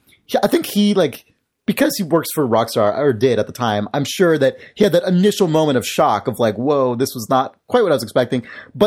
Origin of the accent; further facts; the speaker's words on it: San Francisco, California, United States; also born or lived in Berkeley; I was born in San Francisco and we lived here when I was a little kid.